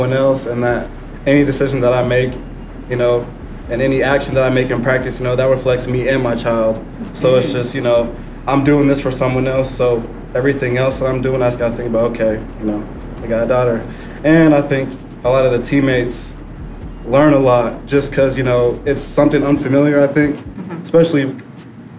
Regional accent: Oregon, United States; moved away as an adult; also born or lived in California; I'm from Oregon.

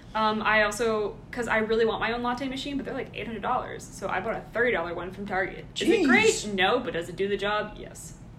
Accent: Georgia, United States; We're all from Georgia. All grew up here

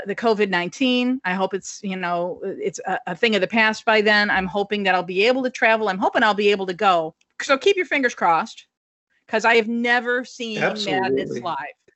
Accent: United States; As American fans

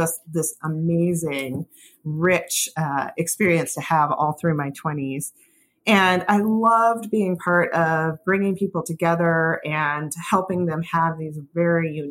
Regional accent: Seattle, Washington, United States; I grew up here in the Pacific Northwest in Puget Sound.

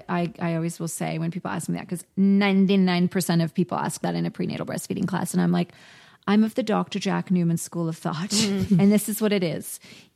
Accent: South Africa; moved away; I was born and brought up in South Africa

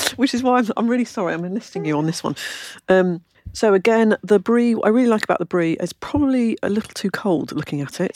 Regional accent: London, United Kingdom; now in Kent, United Kingdom; I was born in London, lived in London, went to school in London

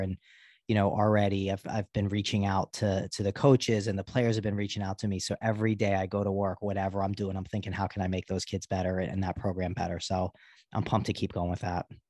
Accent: Baltimore, Maryland, United States; I grew up in Baltimore

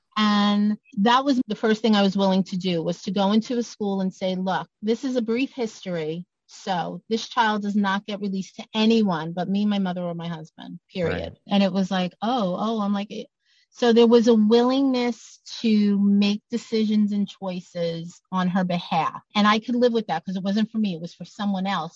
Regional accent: New York City, New York, United States; I'm from Brooklyn

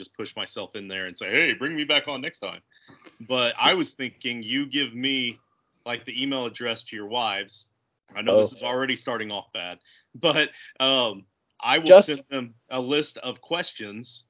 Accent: Indiana, United States; I'm from Indiana, a small town in East Central Indiana, and small town boy

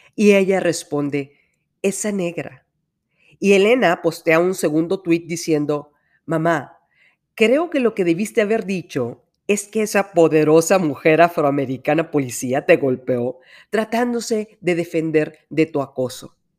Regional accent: Monterrey, Nuevo León, Mexico; de aquí soy.

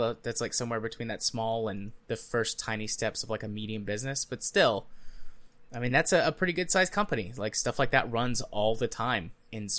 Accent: United States; as an American

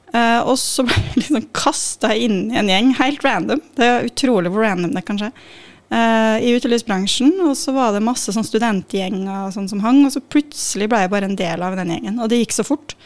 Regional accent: Molde, Møre og Romsdal, Norway; moved away as an adult; also born or lived in Trondheim; jeg er fra Molde, Molde, ja. men jeg har vokst opp litt utafor mot min vilje.

